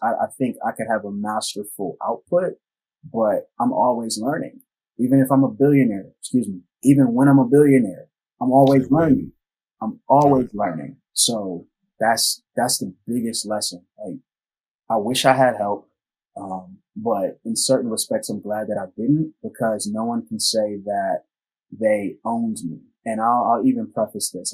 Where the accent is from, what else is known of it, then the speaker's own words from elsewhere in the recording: United States; the most segregated city in the United States of America, my hometown